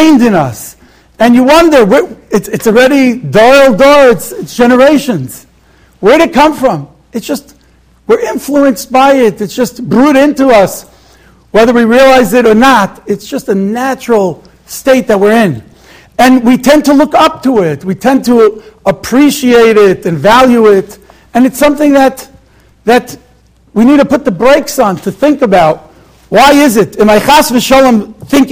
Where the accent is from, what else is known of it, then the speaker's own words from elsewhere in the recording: Israel; now in Monsey, United States; I grew up in Eretz Yisrael for many years. I came to the United States